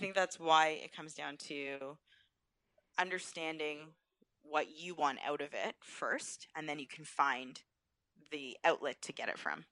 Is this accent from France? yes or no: no; Thornhill, Ontario, Canada; also born or lived in Peterborough, Ontario (Trent University); growing up in Thornhill in a Jewish household